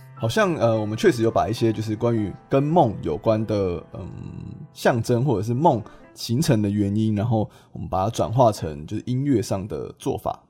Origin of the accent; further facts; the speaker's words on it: Taiwan; 我身为台湾人